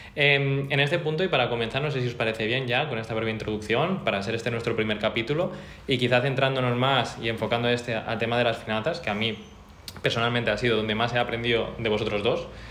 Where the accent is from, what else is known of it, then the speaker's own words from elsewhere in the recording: Mallorca, Balearic Islands, Spain; moved away as an adult; also born or lived in Barcelona; yo soy un chico de Mallorca que me vine a estudiar a Barcelona